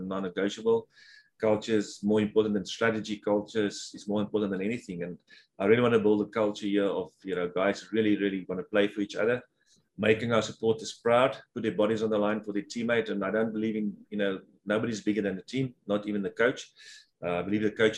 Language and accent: English; South Africa; moved away as an adult; now in Houston, United States